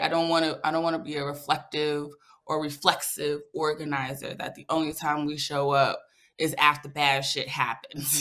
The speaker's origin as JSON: {"language": "English", "town": "New York City", "region": "New York", "country": "United States", "tie": "born or raised there", "moved": "yes", "lives_now": "Atlanta, United States", "said": "Born and raised in the Bronx, currently resides in Atlanta, Georgia"}